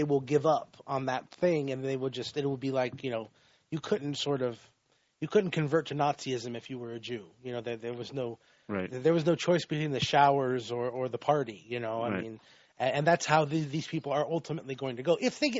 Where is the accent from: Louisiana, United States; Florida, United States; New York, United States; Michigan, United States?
Florida, United States; like, I grew up in Florida, and in Central Florida, it's you know, on the coastline, it's all sort of like yuppies and snowbirds.